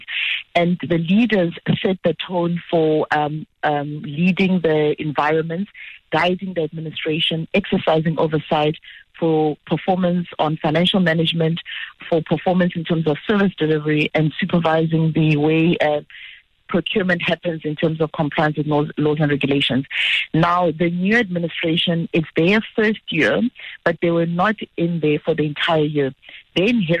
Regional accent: Limpopo, South Africa; my hometown, Limpopo

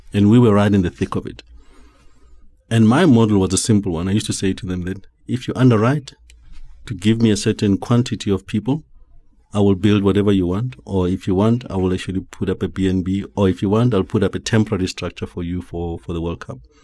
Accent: Johannesburg, Gauteng, South Africa; also born or lived in Eastern Cape; I was born in Alex many years ago. I don't even remember. Mm. Um, grew up there

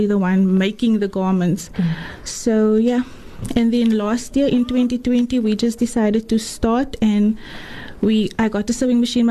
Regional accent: Atlantis, Western Cape, South Africa; now in Bellville, South Africa; I'm from Atlantis, originally from Atlantis. I grew up there and I'm currently living in Bellville.

